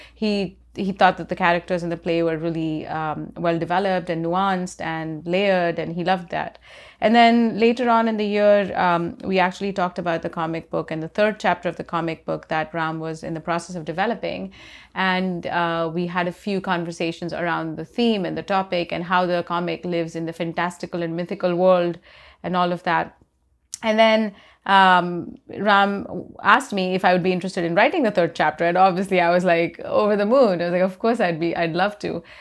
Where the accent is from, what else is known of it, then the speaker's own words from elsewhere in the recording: India; I grew up in India